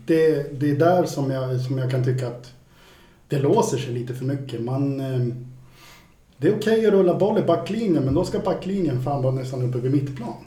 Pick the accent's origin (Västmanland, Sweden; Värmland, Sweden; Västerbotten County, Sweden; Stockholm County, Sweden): Värmland, Sweden; moved away; jag är från Värmland från början